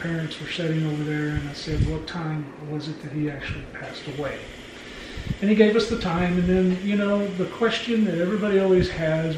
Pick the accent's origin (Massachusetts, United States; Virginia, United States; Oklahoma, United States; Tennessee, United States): Oklahoma, United States; we're from Oklahoma